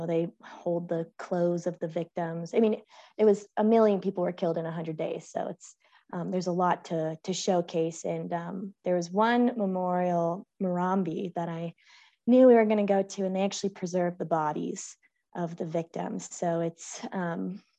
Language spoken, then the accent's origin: English; San Francisco, California, United States; I'm from San Francisco.